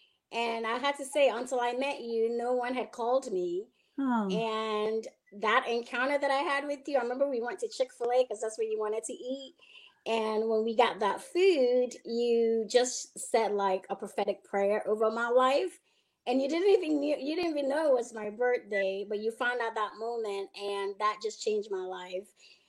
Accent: Ghana; I was, you know, given birth to in Ghana and was raised part of my life, my early stages in life. I was raised in Ghana with my two other sisters.

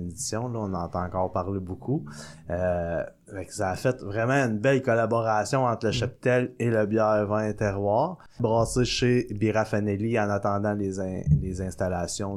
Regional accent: Sorel-Tracy, Quebec, Canada; je suis d'ici, à la base. Euh, je suis né à Sorel-Tracy

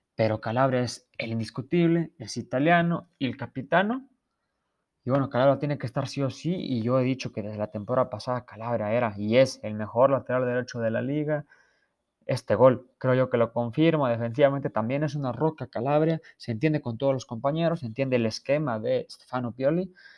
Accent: Mexico; Yo que soy mexicano

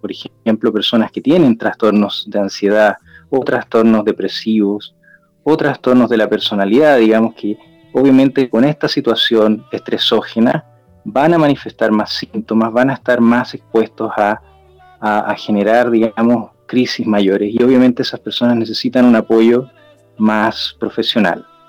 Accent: Chile; en mi país, en Chile

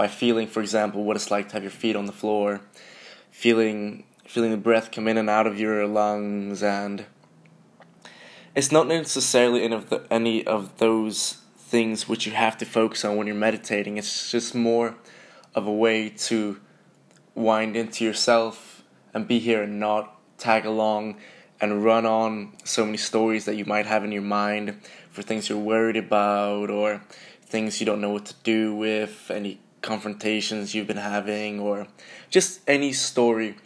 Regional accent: Sweden; moved away as an adult; also born or lived in Glasgow, Scotland; now in London, United Kingdom; I'm from Sweden.

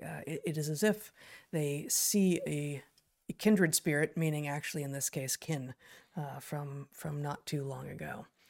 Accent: Southern California, United States; now in Pacific Northwest, United States; growing up in Southern California.

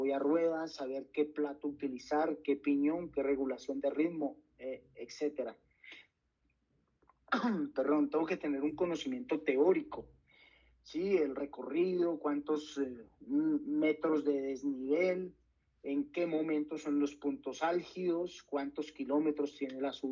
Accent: Valle del Cauca, Colombia; soy del Valle del Cauca y puedo sentir que mis rivales son de Antioquia o son de la sabana

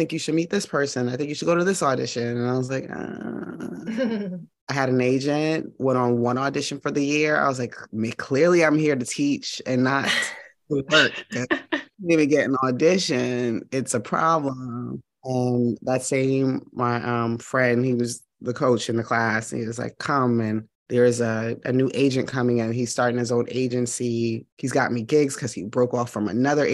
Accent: New York, United States; moved away as an adult; now in Atlanta, United States; I'm originally from New York. I came here for college. Well, my mom moved here, and then that was around after graduating high school. So I've been here 20 years

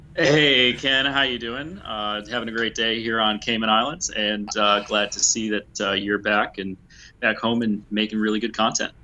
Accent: United States; I'm an American

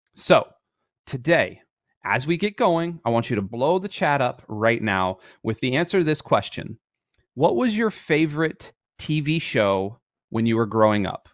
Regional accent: Michigan, United States; I was born in Michigan and all those things. I played ice hockey from when I was three years old up until I was about eighteen.

